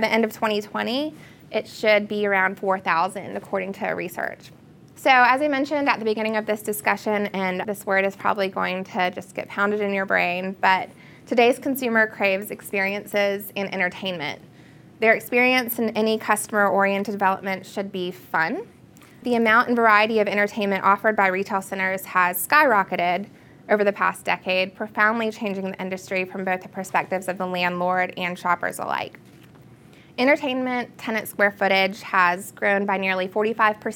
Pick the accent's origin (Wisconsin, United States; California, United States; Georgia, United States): Georgia, United States; Augusta; My hometown is Augusta, Georgia, which is relatively small